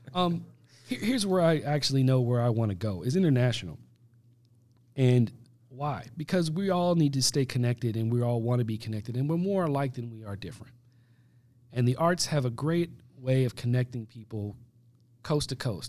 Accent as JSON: {"language": "English", "country": "United States", "said": "as an American"}